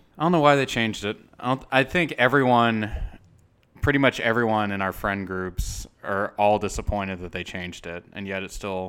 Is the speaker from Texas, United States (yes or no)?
yes; Texas, United States; I ordered the steak medium rare because I'm a Texan and I respect the cow.